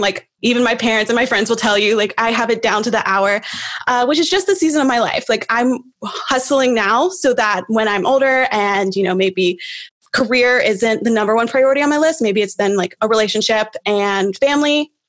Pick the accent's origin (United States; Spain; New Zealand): United States; Knoxville, Tennessee; also born or lived in Nashville, Tennessee; my hometown is Knoxville